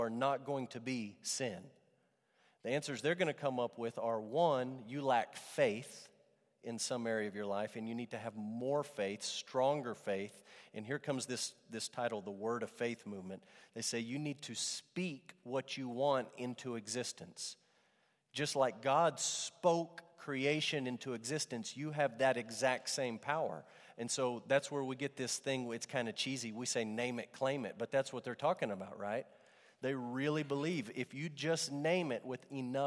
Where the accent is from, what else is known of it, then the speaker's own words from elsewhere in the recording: Amarillo, Texas, United States; growing up in Amarillo Trinity Baptist Church